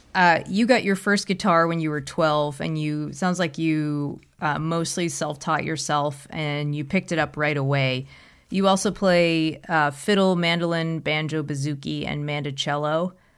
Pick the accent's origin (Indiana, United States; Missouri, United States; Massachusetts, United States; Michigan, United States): Massachusetts, United States; Boston; I'm from Boston